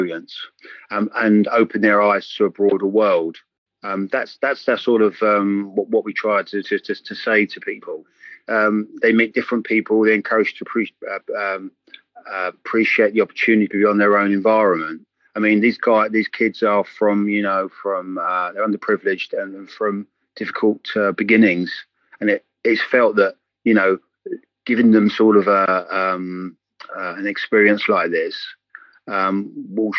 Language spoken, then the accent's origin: English; England, United Kingdom; accent: English; I'm sort of English, as you can tell by my accent